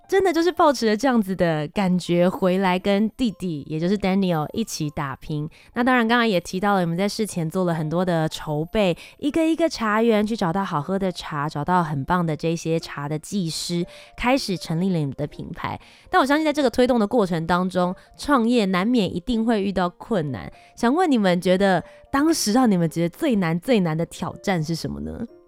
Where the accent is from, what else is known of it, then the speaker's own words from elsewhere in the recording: Taiwan; 台湾，我们自己从小就在这边生长